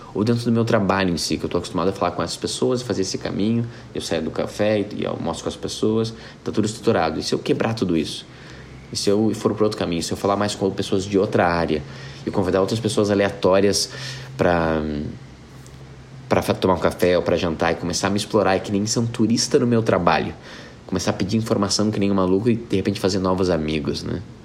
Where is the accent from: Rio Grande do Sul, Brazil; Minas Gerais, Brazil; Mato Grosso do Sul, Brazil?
Rio Grande do Sul, Brazil; Porto Alegre; Porto Alegre é onde eu nasci